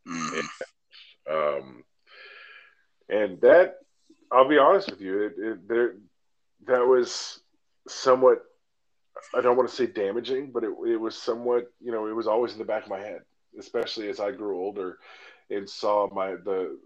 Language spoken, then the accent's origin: English; Alaska, United States; moved away; my hometown in Alaska